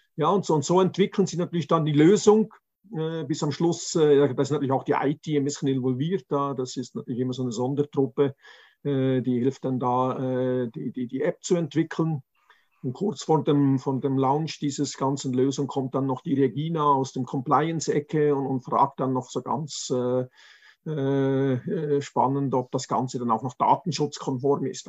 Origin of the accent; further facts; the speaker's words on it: Zurich, Switzerland; ich komme aus Zürich